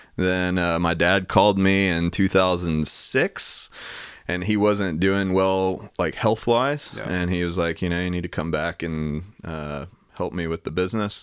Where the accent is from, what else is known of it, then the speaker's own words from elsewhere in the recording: Knoxville, Tennessee, United States; also born or lived in Farragut; grew up in Knoxville